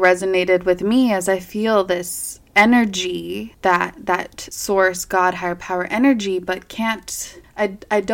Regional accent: Rocky Mountains, United States; accent: Rocky Mountain; my Rocky Mountain accent

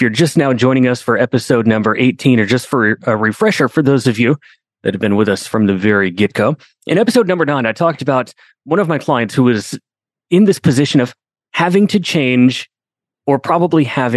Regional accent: Binghamton, New York, United States; I grew up in Binghamton, New York.

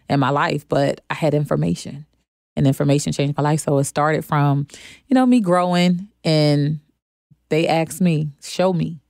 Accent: Philadelphia, Pennsylvania, United States; now in Charlotte, United States; I'm from Philadelphia. Um, now I'm living in Charlotte

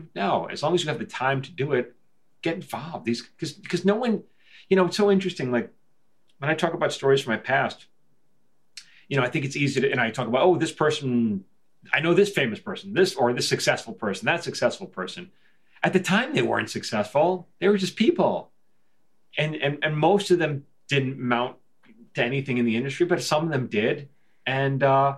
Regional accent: New York, United States; now in Los Angeles, United States; I'm from New York

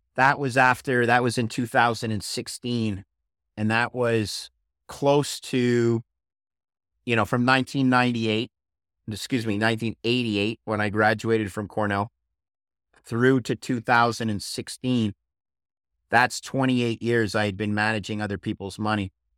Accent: Montreal, Quebec, Canada; my hometown of Montreal

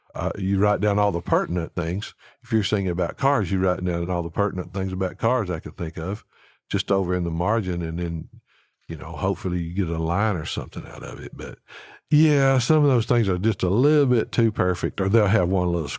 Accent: Alabama, United States; Alan's from Georgia, I'm from Alabama.

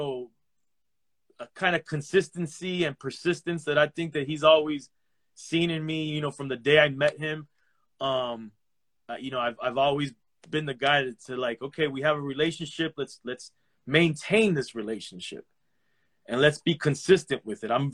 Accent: Miami, Florida, United States; also born or lived in Los Angeles; I was born in Los Angeles to Cuban parents, raised in Miami

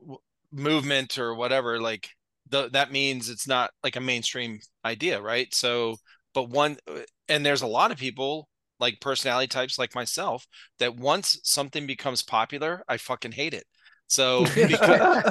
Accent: Akron, Ohio, United States; I grew up in Northeast Ohio, Cleveland area, Akron

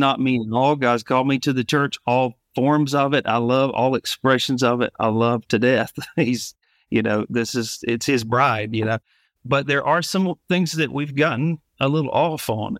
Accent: Alabama, United States; moved away as an adult; now in Savannah, United States; I grew up in Alabama originally. In two thousand seventeen, we moved to Savannah, Georgia

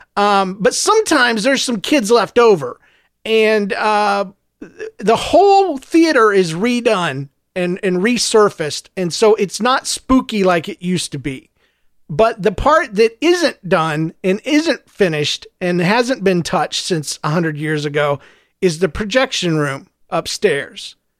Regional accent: St. Louis, Missouri, United States; I'm from Saint Louis

